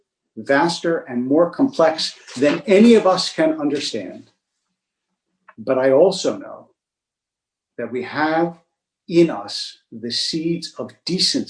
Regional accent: United States; I grew up in an America where there was an unreflective patriotism

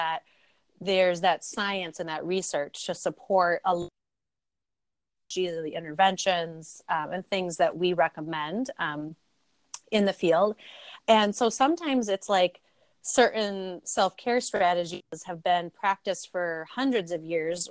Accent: Milwaukee, Wisconsin, United States; I am from Milwaukee, Wisconsin

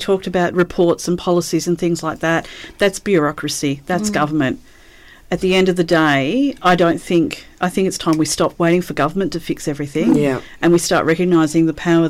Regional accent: Australia

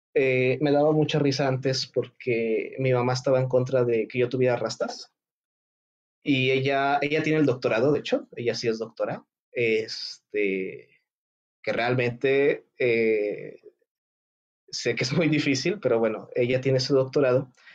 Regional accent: Mexico; no soy japonés, no soy asiático, soy 100% mexicano

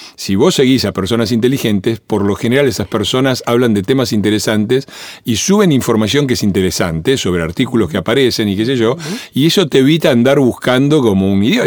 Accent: Avellaneda, Buenos Aires Province, Argentina; also born or lived in Italy; yo me crié en Avellaneda eh, en los años 60

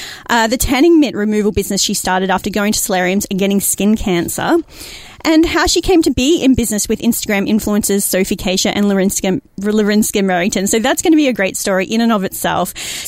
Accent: Queensland, Australia; I'm from Queensland.

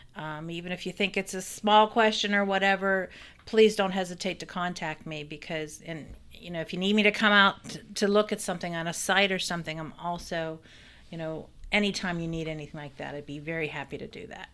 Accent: Weirton, West Virginia, United States; moved away as an adult; now in Fairmont, United States; I'm not from Fairmont, so, uh, I'm from, I'm from Weirton

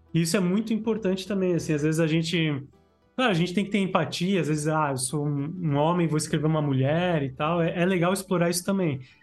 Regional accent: Blumenau, Santa Catarina, Brazil; eu sou de Santa Catarina

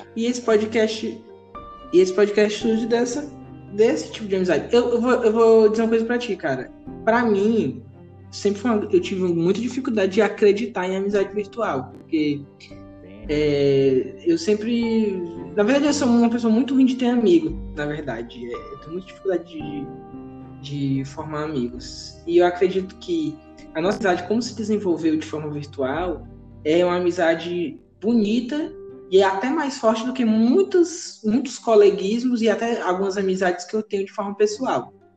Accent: Piauí, Brazil; eu sou do Piauí

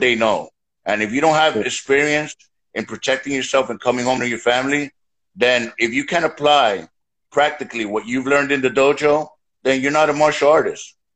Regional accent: New York City, New York, United States; born and raised in the streets of New York

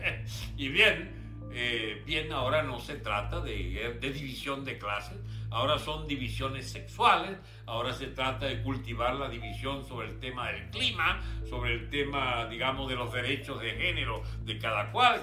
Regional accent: Venezuela; Nosotros somos venezolanos y repúblicos

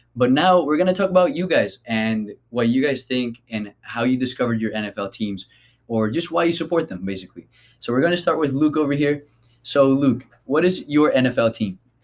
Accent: Colombia; moved away; I am from Colombia

